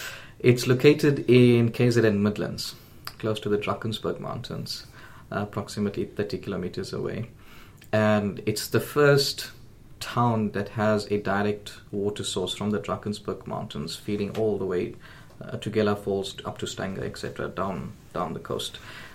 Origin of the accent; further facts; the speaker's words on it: Riyadh, Riyadh Province, Saudi Arabia; also born or lived in Durban; So I was born in Durban, a place called Westville. I stayed there for approximately 5 years before I migrated to Saudi Arabia. And for a great part of my childhood, I lived in Riyadh, the capital city.